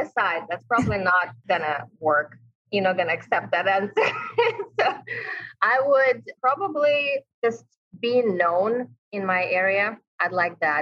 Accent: Ukraine; English is a second language; moved away as an adult; now in New York, United States; I'm from Ukraine, moved here 11 years ago.

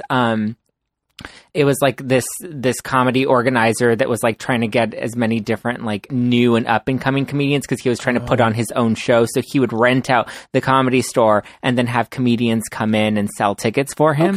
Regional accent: Los Angeles, California, United States; I was born and raised in Los Angeles

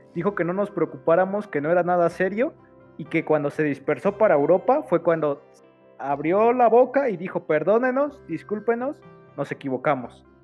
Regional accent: Mexico; como mexicanos

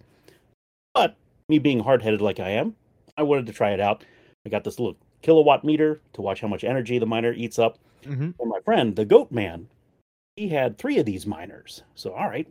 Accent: near Annapolis, Maryland, United States; I'm down in Maryland in the U.S., specifically near the Annapolis area.

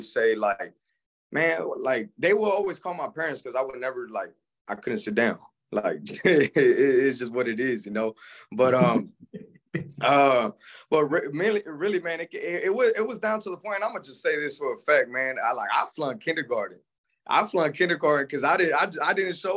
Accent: Palmdale, California, United States; also born or lived in San Fernando, California; I was born in San Fernando, California. Up to 5 years old, I moved out to Palmdale, California. Basically, man, grew up in Palmdale, California, basically my whole life

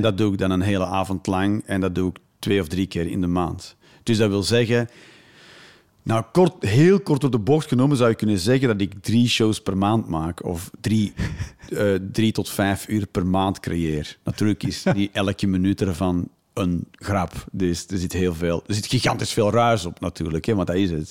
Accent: Flanders, Belgium; now in Netherlands; als Vlaming in Nederland

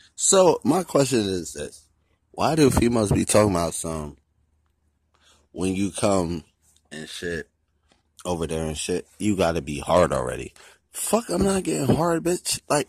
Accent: Nigeria; I'm Nigerian, so I already know.

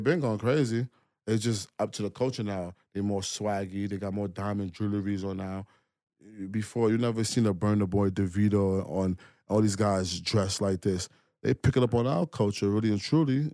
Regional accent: New York City, New York, United States; I'm from Brooklyn

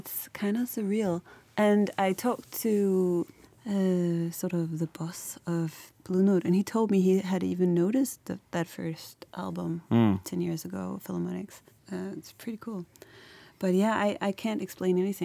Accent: Copenhagen, Capital Region of Denmark, Denmark; moved away as an adult; now in Berlin, Germany; I'm based in Berlin, but I'm from Copenhagen in Denmark

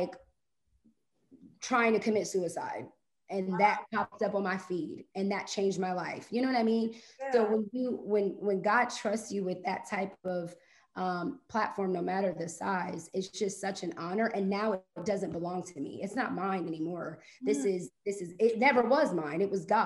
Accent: Ohio, United States; moved away as an adult; now in Atlanta, United States; I'm from Ohio, lived there my whole life, and recently moved down to Atlanta August of last year

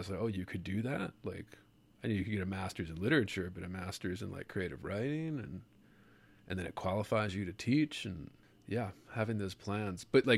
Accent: Baltimore, Maryland, United States; I grew up in there on that area. I grew up in Maryland, Baltimore, Maryland

